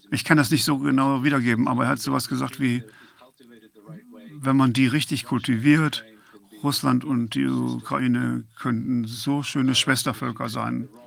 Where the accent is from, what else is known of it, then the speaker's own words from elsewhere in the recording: Croatia; Ich bin Kroate und ich habe äh, im Balkankrieg 1990 äh, mitgemacht und meine äh, Eltern genauso, halb, halb.